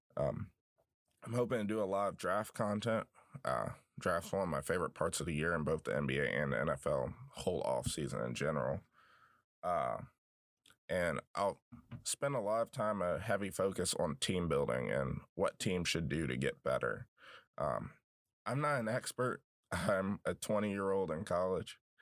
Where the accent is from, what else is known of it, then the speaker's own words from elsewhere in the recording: Southwest Virginia, United States; I grew up in Southwest Virginia